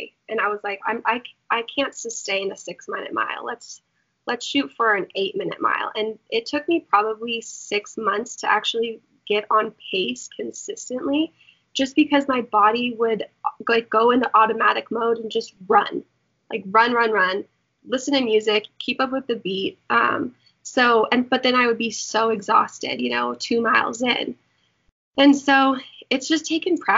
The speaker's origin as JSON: {"language": "English", "region": "Colorado", "country": "United States", "also_born_or_lived": "Florida", "moved": "as an adult", "said": "I'm from Colorado"}